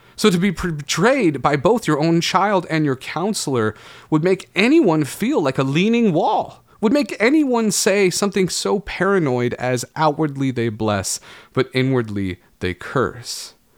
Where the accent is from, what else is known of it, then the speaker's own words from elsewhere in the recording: Oregon, United States; Growing up in Oregon